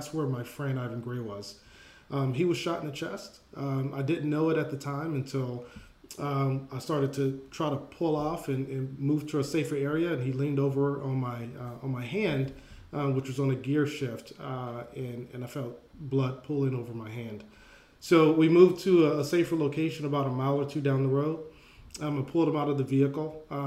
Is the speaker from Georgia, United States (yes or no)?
yes; Atlanta, Georgia, United States; I grew up in Atlanta, Georgia